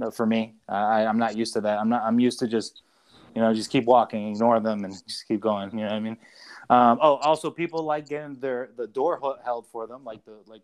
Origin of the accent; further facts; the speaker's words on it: Florida, United States; I'm from Florida